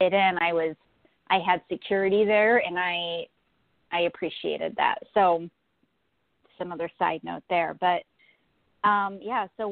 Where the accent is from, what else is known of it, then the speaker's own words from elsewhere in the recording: Florida, United States; now in Buffalo, United States; I'm actually in Buffalo, New York. I was born in Florida, actually, and moved north to Buffalo